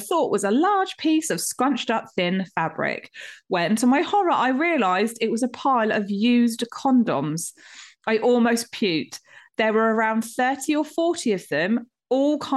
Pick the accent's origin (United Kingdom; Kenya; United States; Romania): United Kingdom; we're so British